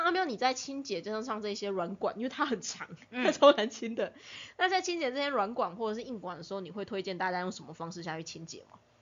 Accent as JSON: {"language": "Chinese", "region": "southern Taiwan", "country": "Taiwan", "also_born_or_lived": "Penghu", "said": "因为我是南部人，所以说南部的水一直都很硬"}